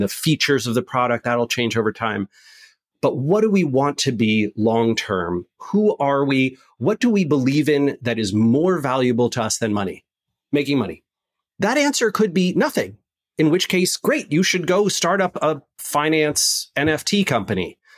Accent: West Coast, United States; I'm from the West Coast.

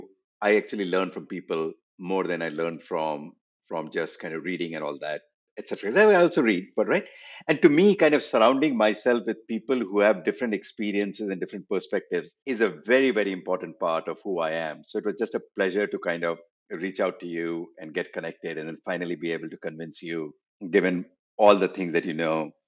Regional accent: India; moved away as an adult; also born or lived in Berkeley, United States; I was from India, and I came to Berkeley

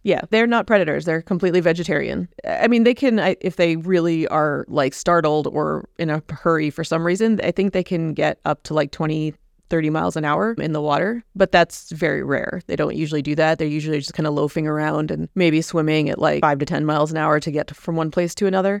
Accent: Indiana, United States; now in Key Biscayne, United States; I grew up in Indiana

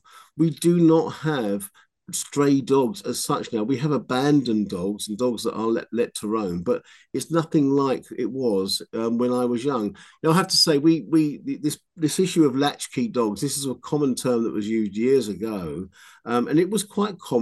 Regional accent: London, United Kingdom; accent: Cockney; I grew up in London in the sort of late 50s and early 60s

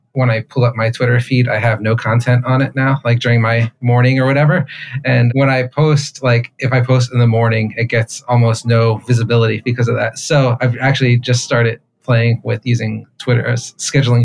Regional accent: United States; accent: American; moved away as an adult; my American accent

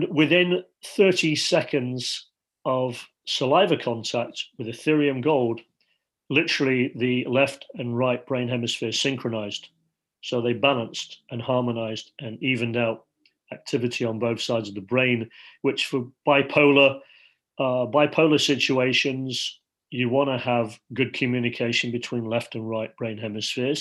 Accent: Leeds, Yorkshire and the Humber, United Kingdom; I feel like I'm sitting as a five-year-old in Leeds, England, growing up in Yorkshire

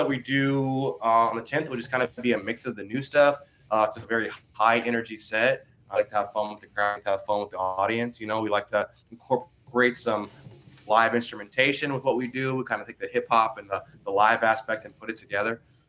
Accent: Austin, Texas, United States; we're from Austin, Texas, born and raised

